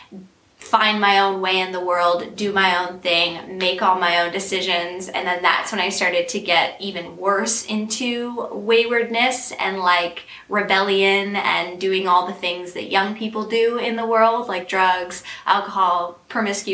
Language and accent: English; Peterborough, Ontario, Canada; I am from Peterborough, Ontario